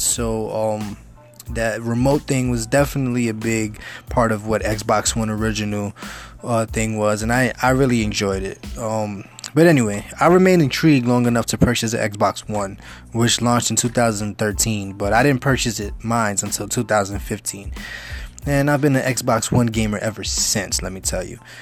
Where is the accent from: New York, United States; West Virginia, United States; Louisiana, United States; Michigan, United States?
New York, United States; New York City; I'm originally from the Bronx. I grew up in the Bronx.